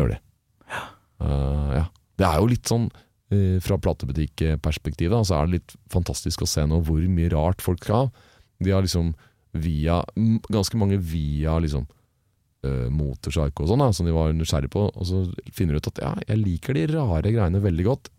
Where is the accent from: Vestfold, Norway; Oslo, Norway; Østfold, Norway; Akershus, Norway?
Oslo, Norway; Jeg vokste opp på eh, vest, Oslos vestkant, like ah, ja. ved unnarennet på Hoppbakken